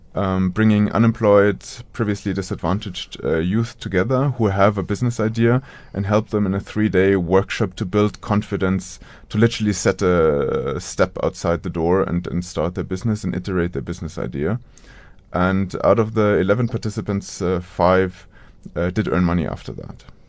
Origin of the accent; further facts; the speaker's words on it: Munich, Bavaria, Germany; moved away; also born or lived in United States; around Munich, so in a suburb of Munich